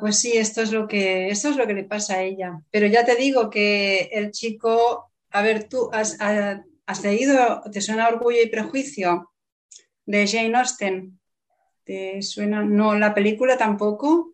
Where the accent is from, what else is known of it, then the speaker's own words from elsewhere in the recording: Barcelona, Catalonia, Spain; Barcelona. de donde yo soy, sí, en Barcelona.